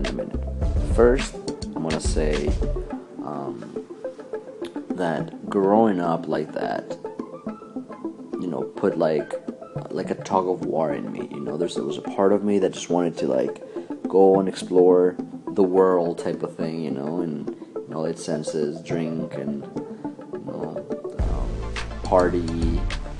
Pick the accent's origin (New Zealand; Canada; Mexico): Mexico; Mexico City; I was born and raised in Mexico City